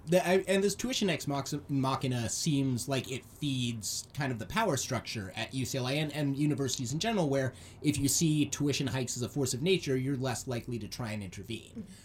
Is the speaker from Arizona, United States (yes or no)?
yes; Arizona, United States; moved away; my home state, uh, Arizona